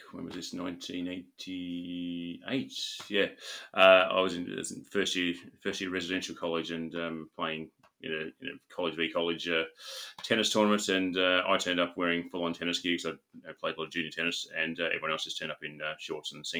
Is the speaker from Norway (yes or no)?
no; Australia; I grew up in Australia